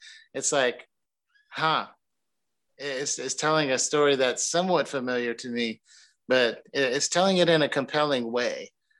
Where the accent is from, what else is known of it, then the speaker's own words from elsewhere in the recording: the South, United States; I'm a kid who, I grew up in the South. I grew up kind of being drugged to church when I was a kid.